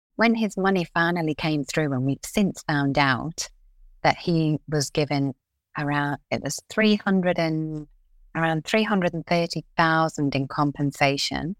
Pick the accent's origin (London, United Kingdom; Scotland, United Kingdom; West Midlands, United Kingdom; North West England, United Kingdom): North West England, United Kingdom; Liverpool; now in Australia; We're from Liverpool in England, and we're five girls